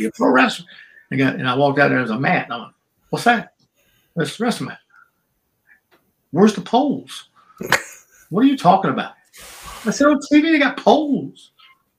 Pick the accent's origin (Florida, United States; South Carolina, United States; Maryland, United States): South Carolina, United States; Charleston; accent: black brogue; I was raised in Charleston, South Carolina, which is 60% black